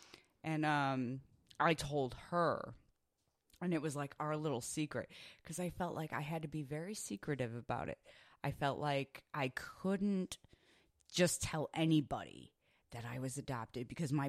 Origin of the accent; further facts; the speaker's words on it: Chicago, Illinois, United States; moved away as an adult; now in Arizona, United States; I'm originally from Chicago. I live out here in Arizona now. I've lived here for about 13 years.